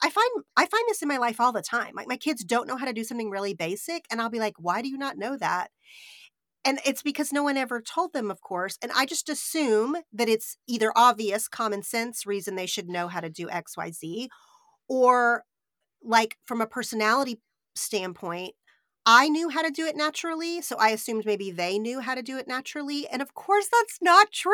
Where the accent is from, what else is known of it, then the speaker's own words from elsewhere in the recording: Oklahoma, United States; I grew up in Oklahoma, which is very Southern in culture